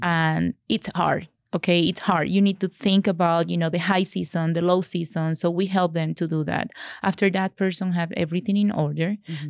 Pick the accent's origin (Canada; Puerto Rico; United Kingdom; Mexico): Puerto Rico; moved away as an adult; now in Colorado, United States; I am from Puerto Rico. So I'm an original from Puerto Rico